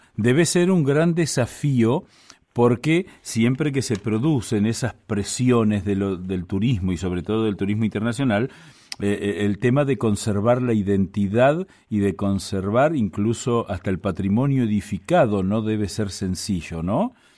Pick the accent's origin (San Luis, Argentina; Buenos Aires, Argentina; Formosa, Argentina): Buenos Aires, Argentina; nosotros, por ejemplo, los porteños